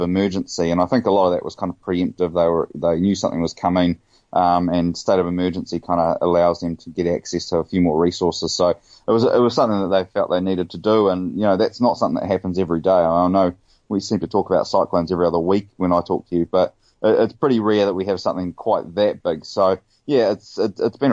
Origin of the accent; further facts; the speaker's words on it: Rotorua, Bay of Plenty, New Zealand; the Rotorua one, which is my hometown where I was born